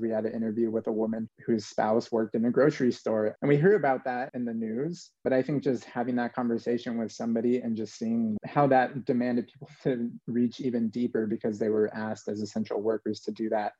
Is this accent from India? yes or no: no; New Mexico, United States; I'm from New Mexico originally, born and raised